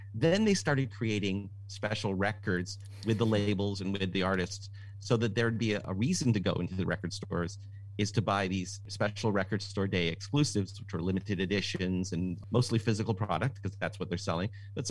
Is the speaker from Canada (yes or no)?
yes; Toronto, Ontario, Canada; I'm from Toronto.